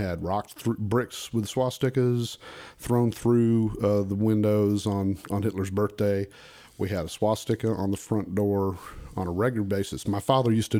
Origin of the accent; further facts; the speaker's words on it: Stillwater, Oklahoma, United States; moved away; also born or lived in Texas; in Stillwater, Oklahoma, my hometown